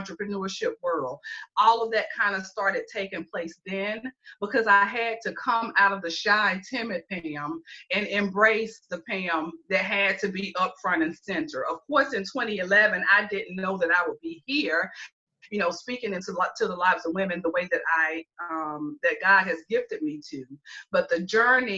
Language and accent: English; Greenville, South Carolina, United States; born or raised there; moved away as an adult; now in Columbia, United States